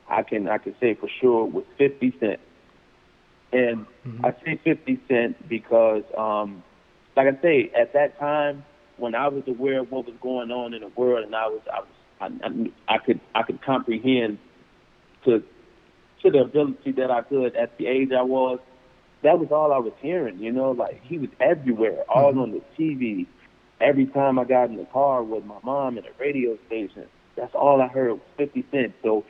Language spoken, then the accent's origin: English; Chicago, Illinois, United States; we moved back to Chicago, mm-hmm. and I was raised in South Shore from 2002 until, you know, I got on my own, you know, really.